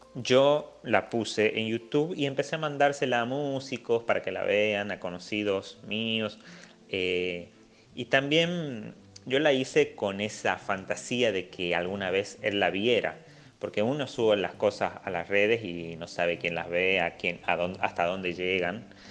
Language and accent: Spanish; Simoca, Tucumán, Argentina; en Simoca, de donde soy